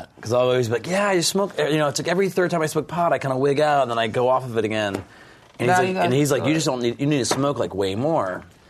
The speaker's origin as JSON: {"language": "English", "region": "New Jersey", "country": "United States", "tie": "born or raised there", "said": "I grew up in New Jersey"}